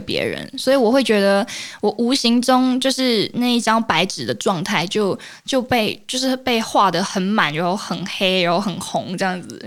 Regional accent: Malaysia; moved away as an adult; now in Taiwan; 我是马来西亚人

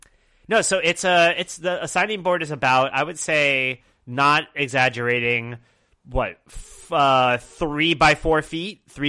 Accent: Brooklyn, New York, United States; so I went to very few bar mitzvahs in Long Island because I grew up in Brooklyn until I was about 14. And so my bar mitzvah was held in Brooklyn with a bunch of people who were not Jewish.

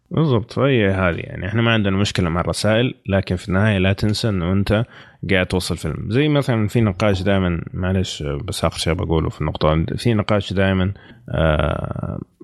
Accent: Saudi Arabia; عندنا في السعوديه

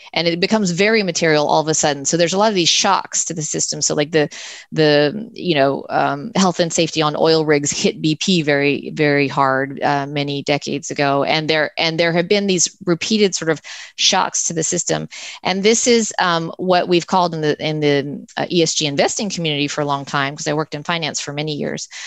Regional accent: United States; I'm an American

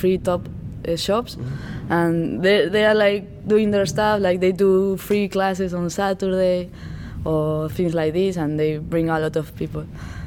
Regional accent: Bilbao, Basque Country, Spain; English is a second language; moved away as an adult; also born or lived in Valencia; now in Barcelona, Spain; I'm from Spain. I'm from Bilbao, but I live in Barcelona.

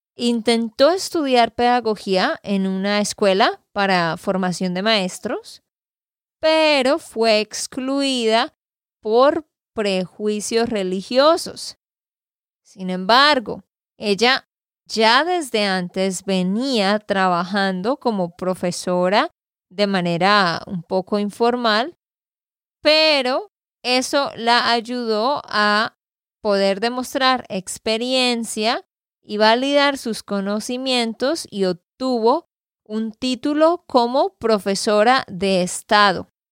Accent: Santander, Colombia; de Santander, Colombia

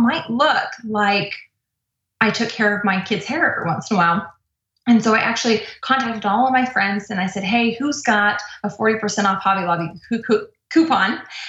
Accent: Irvine, California, United States; Irvine, California.

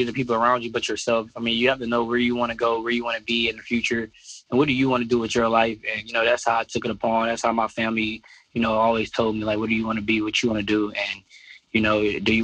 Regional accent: Detroit, Michigan, United States; born or raised there; moved away

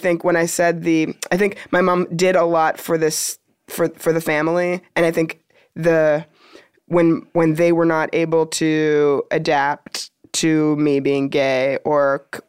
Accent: Toronto, Ontario, Canada; Born and raised. And that doesn't answer your question at all. My family lives in Toronto.

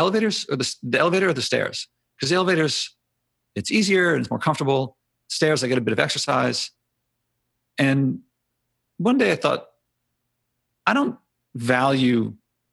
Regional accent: Philadelphia, Pennsylvania, United States; I grew up in Philly.

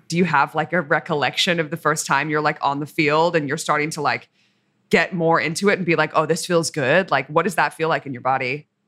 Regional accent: Australia; I'm Australian

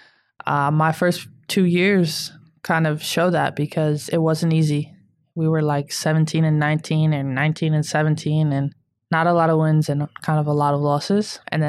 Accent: Syracuse, New York, United States; Yeah, I grew

